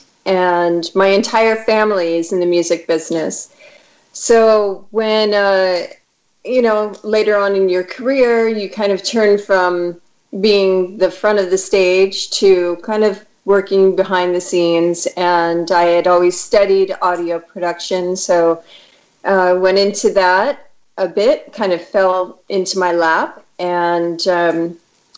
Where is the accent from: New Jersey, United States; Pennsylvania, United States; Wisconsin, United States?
Pennsylvania, United States; Philadelphia; I was born in Philly